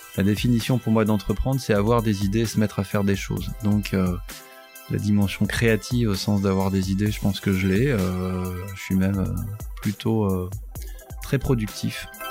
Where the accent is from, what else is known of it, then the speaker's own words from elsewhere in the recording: Douai, Hauts-de-France, France; je suis un, un, garçon de ce territoire. Je suis né à Douai, dans, dans la région